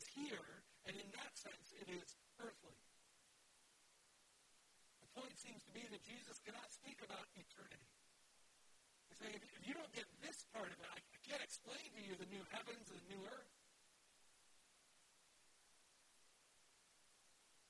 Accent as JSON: {"language": "English", "region": "Wisconsin", "country": "United States", "said": "I'm from Wisconsin"}